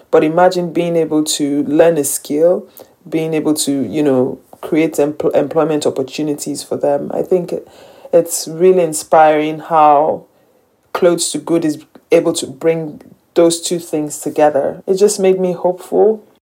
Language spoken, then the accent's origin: English; Nigeria; I'm Nigerian. I live in Lagos, Nigeria most of the time